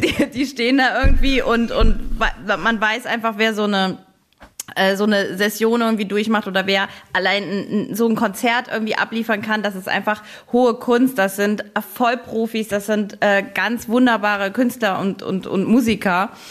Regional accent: Saarbrücken, Saarland, Germany; ich komme ja aus Saarbrücken, aus dem Saarland

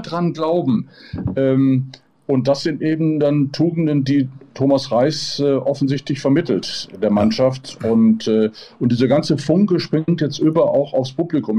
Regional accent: Gelsenkirchen, North Rhine-Westphalia, Germany; now in Mallorca, Spain; Als gebürtiger Gelsenkirchener

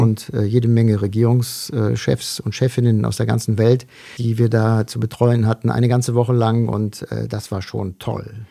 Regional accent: North Eifel, North Rhine-Westphalia, Germany; geboren bin ich 1966 in der Eifel, in der Nordeifel, im nordrhein-westfälischen Teil der Eifel.

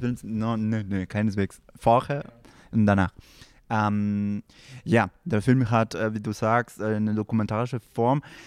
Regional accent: Peru; German is a second language; moved away; ich komme aus Peru

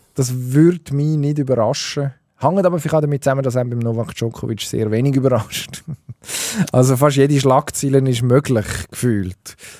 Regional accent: Switzerland; wir sind ja ein Schweizer Podcast

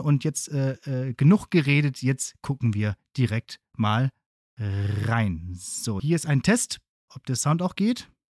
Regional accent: Bottrop, North Rhine-Westphalia, Germany; in Bottrop, da hatten wir eigentlich äh, alles fußläufig oder mit dem Fahrrad zu erreichen

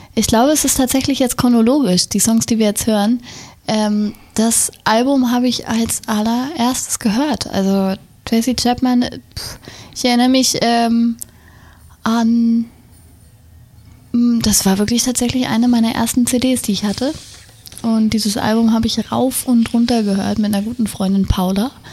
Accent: Wendland, Lower Saxony, Germany; born or raised there; also born or lived in Berlin

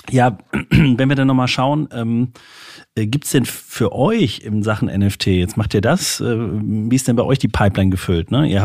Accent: Saint-Louis, Grand Est, France; Ich komme aus St. Louis, nicht weit weg von hier.

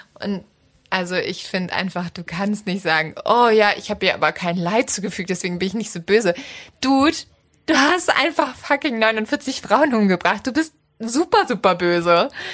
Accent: Northern Germany, Germany; ich komme ja aus dem Norden

